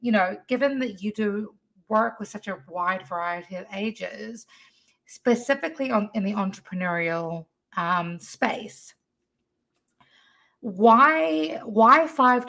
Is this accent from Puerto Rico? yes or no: no; New Zealand; now in United States; if you can't tell by my accent, I was not born here. My mother's from Pennsylvania, but I was born in New Zealand